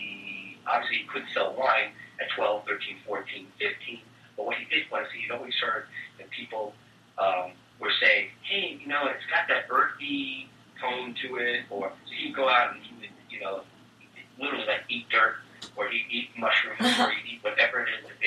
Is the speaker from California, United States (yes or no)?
no; New York, United States; I'm a New Yorker